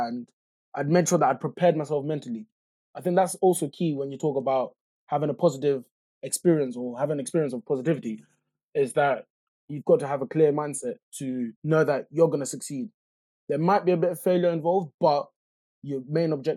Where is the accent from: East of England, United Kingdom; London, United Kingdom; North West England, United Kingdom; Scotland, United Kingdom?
East of England, United Kingdom; Luton; growing up in Luton, like, I wouldn't say we were poor, but we weren't rich